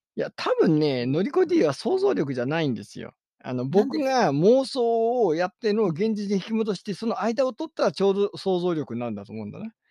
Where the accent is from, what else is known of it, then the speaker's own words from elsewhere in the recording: Ishikawa, Japan; moved away; 僕、石川県民だった